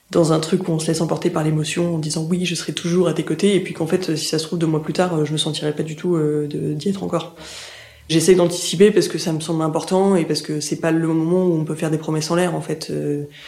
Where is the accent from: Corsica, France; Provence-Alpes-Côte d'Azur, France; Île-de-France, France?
Provence-Alpes-Côte d'Azur, France; Aix-en-Provence; moved away as an adult; also born or lived in Angers; now in Paris, France; je suis originaire d'Aix-en-Provence